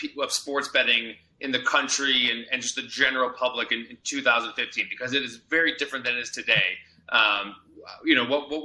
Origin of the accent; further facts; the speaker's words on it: Chicago, Illinois, United States; moved away as an adult; also born or lived in Tucson, Arizona; now in Las Vegas, United States; I'm from Chicago originally